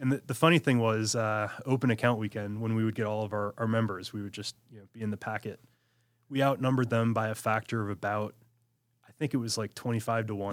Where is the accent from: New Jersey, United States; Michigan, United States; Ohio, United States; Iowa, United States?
Michigan, United States; also born or lived in Washington, D.C.; born and raised in Michigan